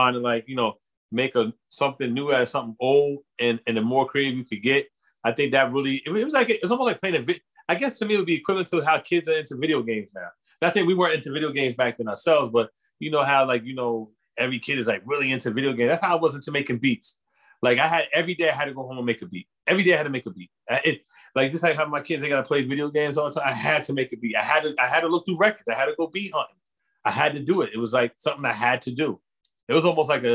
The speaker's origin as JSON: {"language": "English", "region": "New Jersey", "country": "United States", "said": "I'm from Jersey, but I was always in Manhattan"}